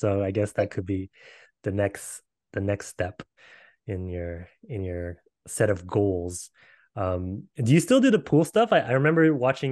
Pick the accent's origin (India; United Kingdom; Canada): Canada; we're from Canada